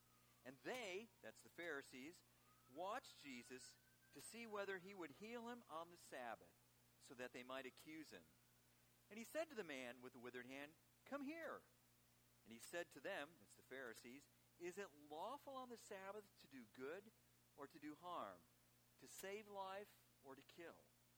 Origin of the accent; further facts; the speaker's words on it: Chicago, Illinois, United States; And actually, I'm from Chicago originally